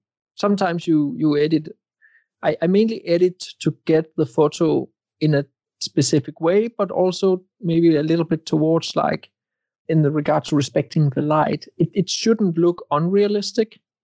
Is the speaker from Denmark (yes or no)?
yes; Denmark; I am from Denmark